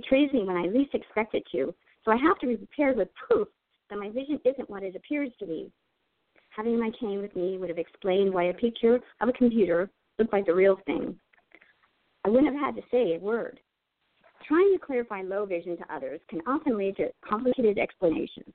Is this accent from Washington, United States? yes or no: no; Girard, Pennsylvania, United States; moved away as an adult; also born or lived in Indonesia; I grew up in a small town in Girard, Pennsylvania